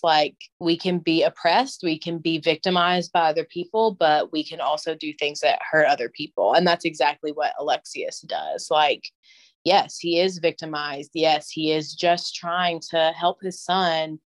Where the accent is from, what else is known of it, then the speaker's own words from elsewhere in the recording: the South, United States; as a Southerner